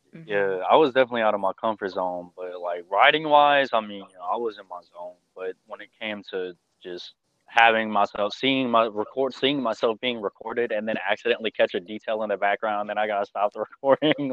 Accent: Houston, Texas, United States; accent: southern drawl; I'm from Houston

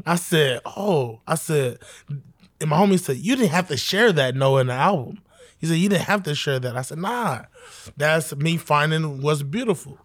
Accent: New York City, New York, United States; I was born in Southside, Jamaica, Queens

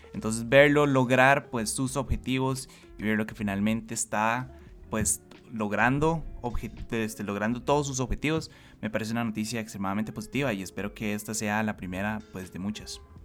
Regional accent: Costa Rica; como costarricenses

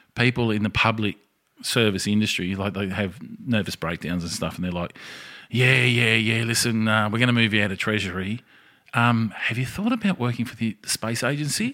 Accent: Australia; as an Australian citizen

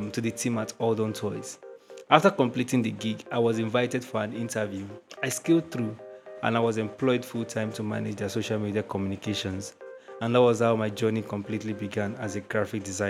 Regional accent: Nigeria; I am a digital product designer from Nigeria.

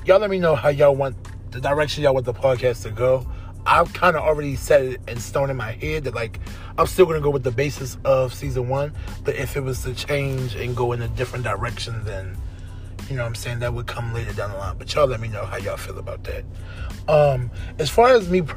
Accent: Baltimore, Maryland, United States; I'm from Baltimore

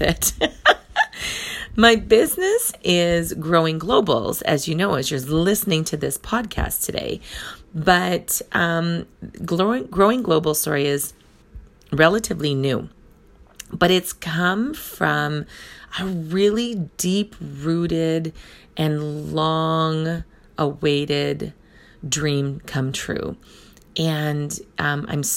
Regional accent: Thunder Bay, Ontario, Canada; also born or lived in Rainy River, Ontario; My hometown is in Thunder Bay, Ontario, Canada. So I am in Northern Ontario. It's a small community of about 120,000 people, and I was born and raised here.

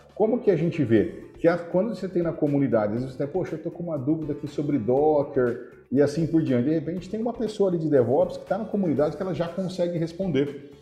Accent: Araraquara, São Paulo, Brazil; eu nasci em Araraquara, apesar de ter tido muita dificuldade na infância, eu nasci em Araraquara. Eu ia para a escola, era 10 quarteirões assim de casa

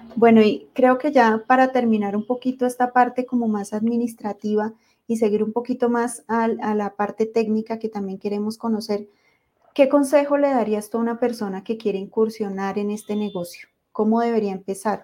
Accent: Colombia; los que somos de Colombia

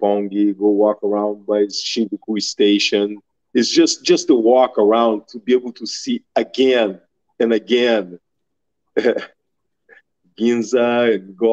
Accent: Brazil; moved away as an adult; now in United States; growing up in Brazil

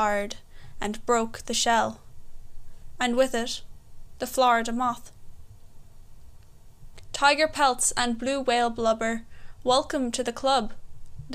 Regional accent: Galway, Connacht, Ireland; I'm from Galway, Ireland. I'm 19.

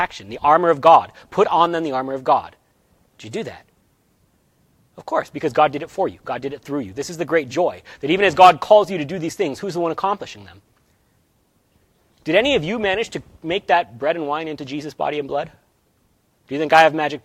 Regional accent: United States; we are American

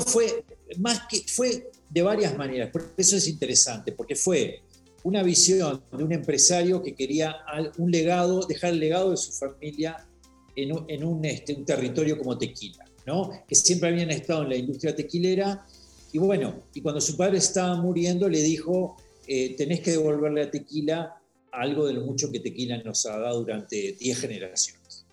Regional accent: Uruguay; moved away as an adult; also born or lived in Washington; now in Mexico; soy uruguayo. Este, vivo hace 18 años en, este, en México

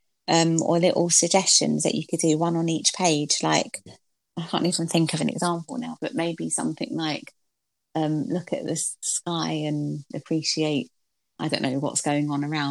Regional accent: London, United Kingdom; I'm from Stratford in East London, and I used to have to get like a bus and a train to school

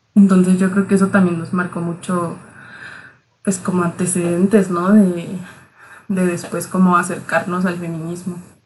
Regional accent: Chihuahua, Mexico; somos de Chihuahua

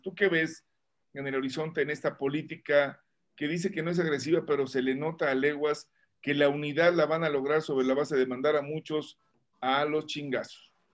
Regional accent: Mexico; somos mexicanos

